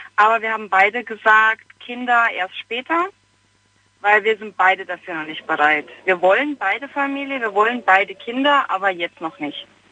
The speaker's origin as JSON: {"language": "German", "town": "Heidelberg", "region": "Baden-Württemberg", "country": "Germany", "said": "ich komme aus Heidelberg"}